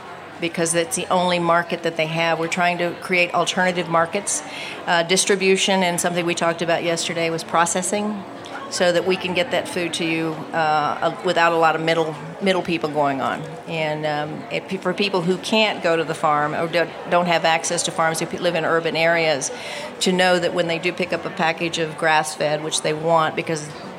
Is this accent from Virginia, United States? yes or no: no; rural South Florida, United States; moved away; I grew up in rural South Florida on a cattle ranch